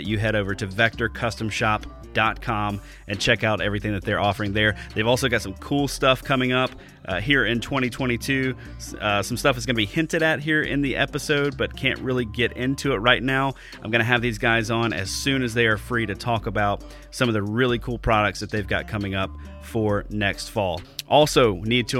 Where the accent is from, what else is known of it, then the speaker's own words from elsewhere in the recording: Alabama, United States; moved away as an adult; now in Wisconsin, United States; I've only been here for 2 years. I'm from Alabama originally